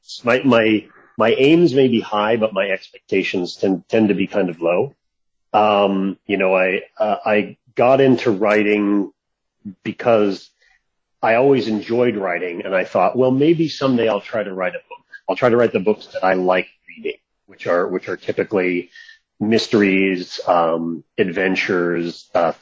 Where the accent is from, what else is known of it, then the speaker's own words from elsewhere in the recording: Seattle, Washington, United States; moved away; also born or lived in California; middle of last year, we packed up a different truck and moved back to Seattle